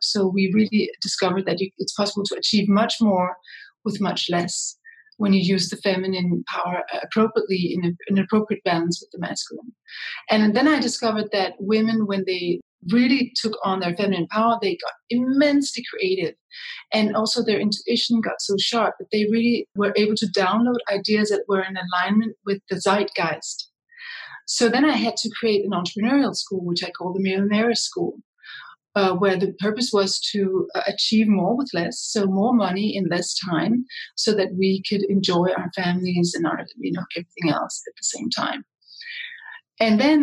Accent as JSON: {"language": "English", "town": "Copenhagen", "region": "Capital Region of Denmark", "country": "Denmark", "also_born_or_lived": "Brussels / New York City", "moved": "yes", "said": "I come from Copenhagen, Denmark, but I have spent most of my life or half of my life outside of Denmark in international environments."}